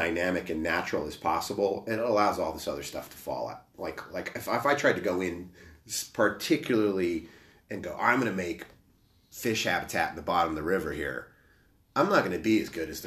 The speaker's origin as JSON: {"language": "English", "region": "New Mexico", "country": "United States", "tie": "born or raised there", "also_born_or_lived": "Minnesota", "moved": "yes", "said": "I grew up in New Mexico. You know, I was born in Minnesota"}